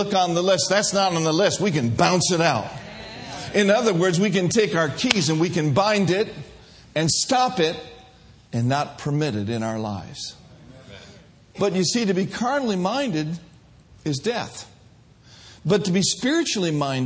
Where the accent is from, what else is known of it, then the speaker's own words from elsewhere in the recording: Minnesota, United States; I grew up in Minnesota